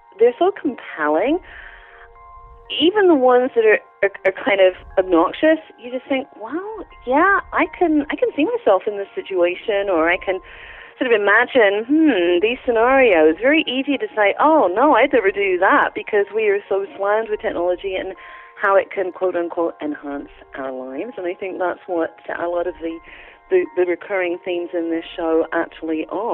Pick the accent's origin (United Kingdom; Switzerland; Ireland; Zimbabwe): United Kingdom; London; moved away; I'm a Londoner